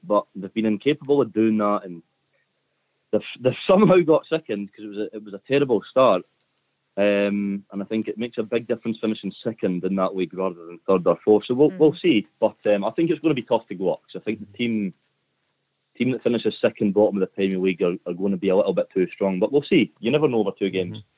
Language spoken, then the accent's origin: English; Carnoustie, Scotland, United Kingdom; I'm from Carnoustie myself